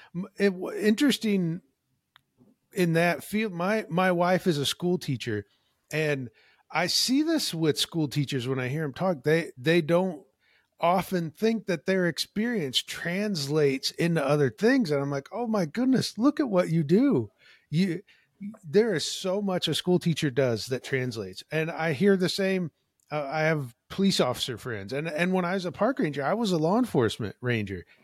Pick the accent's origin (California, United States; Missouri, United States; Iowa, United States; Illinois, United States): Illinois, United States; moved away as an adult; now in Washington State, United States; I currently live in Washington State, not too far from Olympic National Park, but I am from Illinois